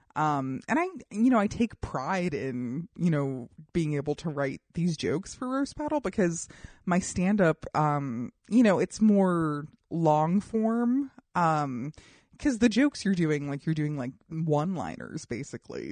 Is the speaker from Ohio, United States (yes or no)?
no; Colorado, United States; I grew up in Colorado